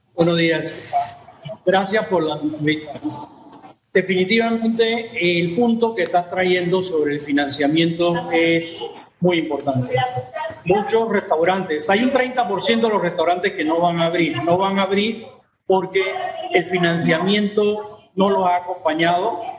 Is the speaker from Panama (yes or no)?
yes; Panama; te hablo como panameño